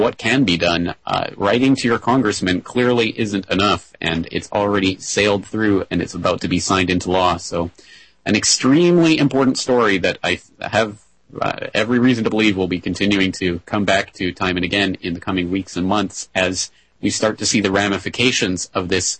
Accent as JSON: {"language": "English", "country": "Canada", "moved": "yes", "lives_now": "Japan", "said": "as a Canadian"}